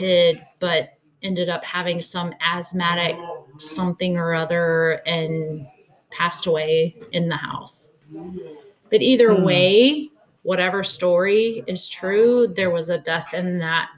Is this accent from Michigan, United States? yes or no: no; Texas, United States; also born or lived in Pennsylvania; I was born and raised in Texas.